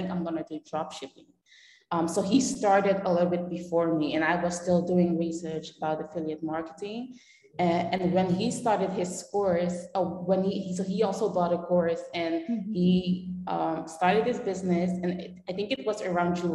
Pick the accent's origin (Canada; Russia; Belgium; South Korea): Belgium; moved away as an adult; also born or lived in Netherlands; now in Panama; I'm born in the Netherlands, but I grew up in Belgium